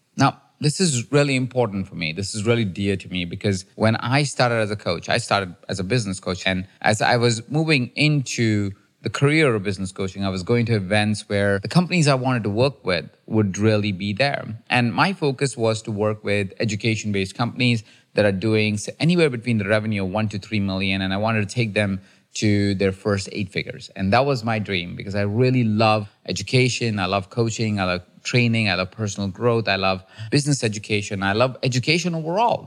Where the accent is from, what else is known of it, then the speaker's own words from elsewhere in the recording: India; now in United States; I'm a kid from India who has an accent